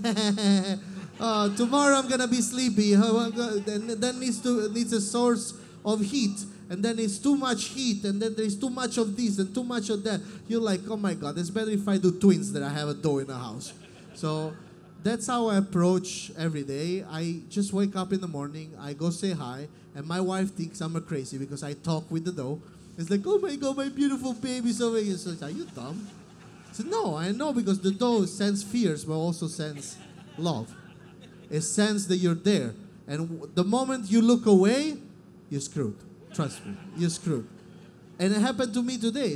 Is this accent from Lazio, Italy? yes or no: no; Naples, Campania, Italy; English is a second language; moved away as an adult; also born or lived in Caserta; now in Los Angeles, United States; I'm from Naples